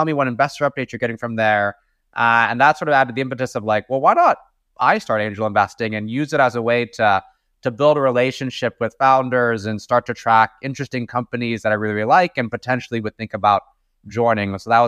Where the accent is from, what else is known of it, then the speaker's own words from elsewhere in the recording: Daly City, California, United States; also born or lived in East Coast; I was born and raised in the San Francisco Bay Area. So my parents actually moved to the US from China to go to school here. And I ended up starting my life in Daly City, specifically right outside of San Francisco.